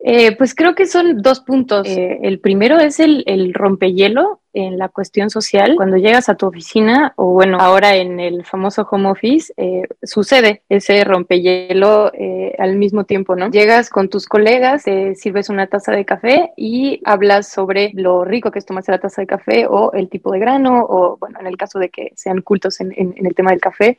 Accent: Tapachula, Chiapas, Mexico; yo soy de Chiapas, de Tapachulas, frontera con Guatemala

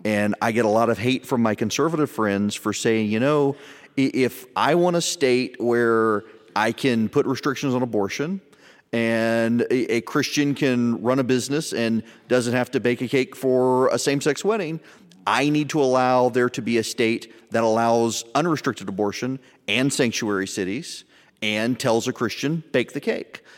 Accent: the South, United States; I'm from the South

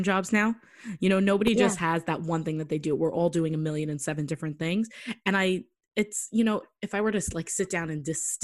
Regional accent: New York City, New York, United States; my hometown of New York City

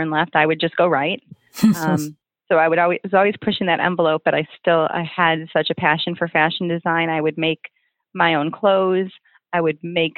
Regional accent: Oak Forest, Illinois, United States; also born or lived in Oak Lawn, Illinois / Chicago / North Carolina; I grew up in Oak Forest, which is about 20 miles south of Chicago

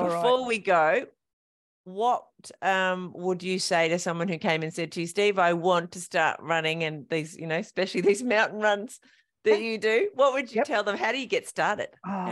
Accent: King Island, Tasmania, Australia; I grew up on King Island.

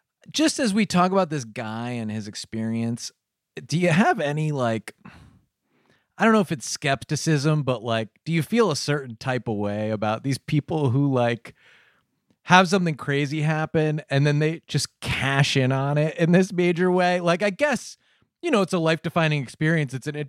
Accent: Cheshire, Connecticut, United States; the Cheshire Murders, you know, happened in my hometown.

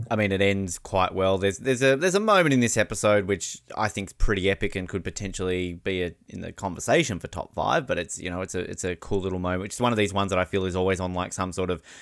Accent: Encino, California, United States; I'm from Encino.

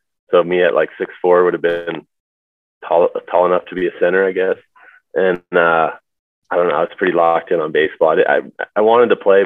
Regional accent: Charlotte, North Carolina, United States; I grew up in Charlotte

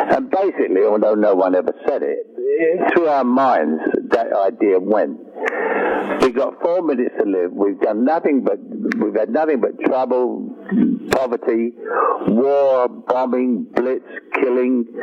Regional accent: London, United Kingdom

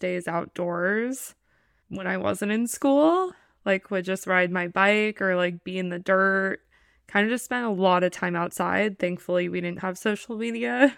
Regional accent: Los Angeles, California, United States; I am from Los Angeles, California, born and raised

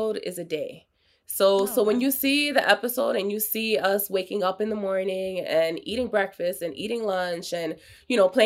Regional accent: New York City, New York, United States; I'm from New York

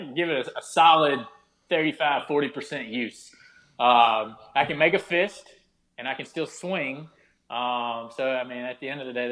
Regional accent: the South, United States; I am from the South and I am in the military

